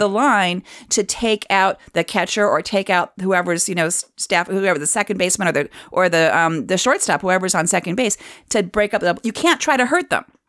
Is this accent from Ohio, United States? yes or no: yes; Cleveland, Ohio, United States; My hometown